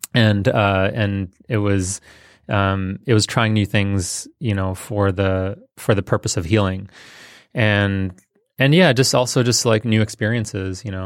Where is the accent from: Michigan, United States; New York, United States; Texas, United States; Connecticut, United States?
Michigan, United States; Detroit; born or raised there; also born or lived in India